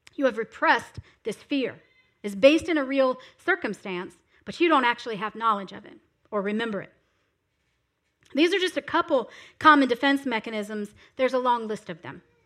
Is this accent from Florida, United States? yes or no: yes; South Florida, United States; I am from South Florida. That's where I was raised